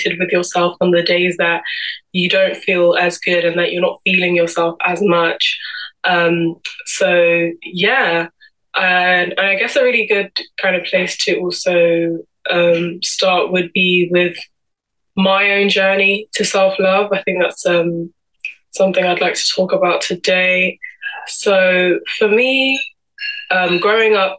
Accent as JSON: {"language": "English", "region": "London", "country": "United Kingdom", "tie": "born or raised there", "said": "I'm originally from Cameroon and Congo, and I'm 22 years old and born and raised in London my whole life."}